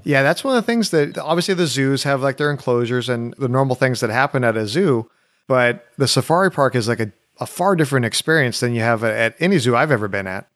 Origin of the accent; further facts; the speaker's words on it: Orange County, California, United States; now in Nashville, United States; I grew up in Orange County